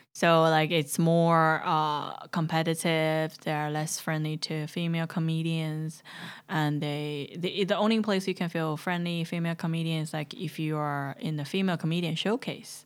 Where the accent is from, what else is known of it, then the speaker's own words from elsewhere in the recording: Chongqing, China; moved away; welcome to my hometown